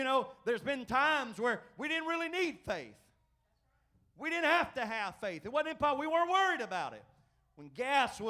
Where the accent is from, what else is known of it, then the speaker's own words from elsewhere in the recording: United States; we've been in America all of our lives